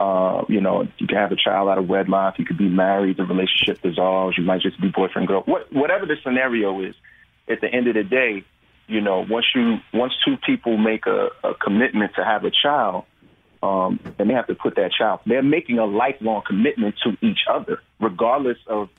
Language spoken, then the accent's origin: English; New York, United States; and I'm from New York, so we were in New York and filming